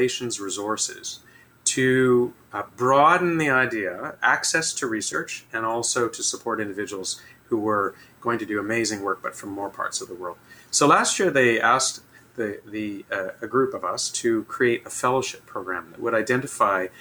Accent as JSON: {"language": "English", "country": "Canada", "said": "as a Canadian"}